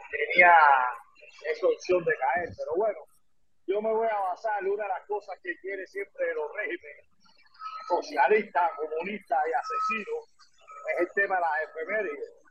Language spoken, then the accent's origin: Spanish; Cuba; mi tierra natal, Cuba